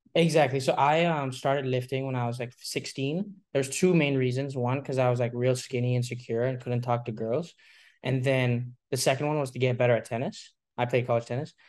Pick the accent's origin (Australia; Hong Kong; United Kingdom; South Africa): Hong Kong; moved away; We're both from Hong Kong